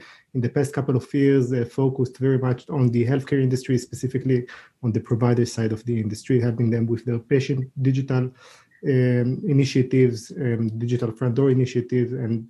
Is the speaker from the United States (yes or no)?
no; Israel; from Israel